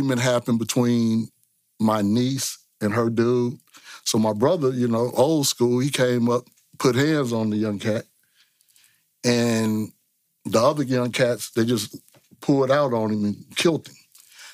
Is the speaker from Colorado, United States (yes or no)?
no; San Francisco, California, United States; I was born and raised in San Francisco, Hunters Point, Bayview District